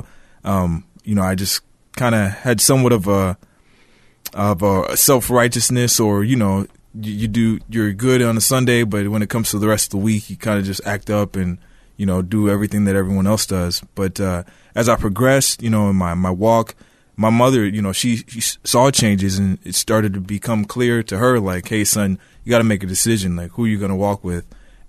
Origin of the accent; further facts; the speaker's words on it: Woodbury, Minnesota, United States; So I was born and raised in Woodbury, Minnesota, so I'm a local here, and single-parent household.